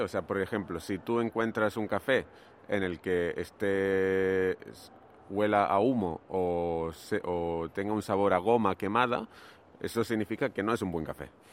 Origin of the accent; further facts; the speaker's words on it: Granada, Andalusia, Spain; moved away as an adult; also born or lived in Barcelona; Yo soy de Granada, que es una ciudad que está al sur de España